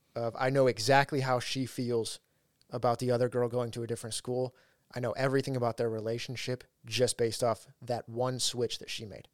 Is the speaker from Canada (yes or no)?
no; Ridgecrest, California, United States; one of the houses we lived in, in, in my hometown, Ridgecrest